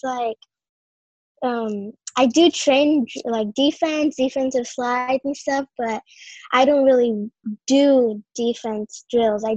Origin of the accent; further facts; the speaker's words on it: Whittier, California, United States; I'm 12 years old. I'm from Whittier, California